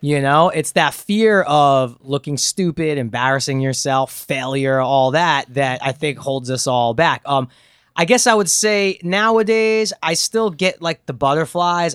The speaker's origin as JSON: {"language": "English", "region": "New York", "country": "United States", "tie": "born or raised there", "also_born_or_lived": "Los Angeles", "moved": "yes", "said": "growing up in New York"}